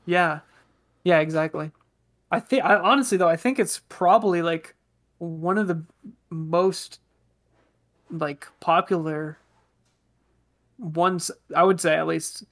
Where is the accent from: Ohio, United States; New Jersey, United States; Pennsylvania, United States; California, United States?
California, United States; Bay Area; we grew up in the Bay Area